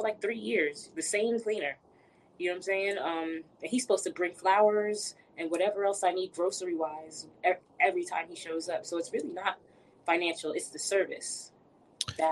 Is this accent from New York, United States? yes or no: yes; New York City, New York, United States; moved away as an adult; now in Atlanta, United States; I'm from Brooklyn, New York.